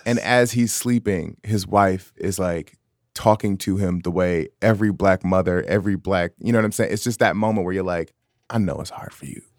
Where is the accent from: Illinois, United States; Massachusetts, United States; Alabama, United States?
Illinois, United States; Chicago; moved away; also born or lived in San Francisco Bay Area, California; something that I was raised on in Chicago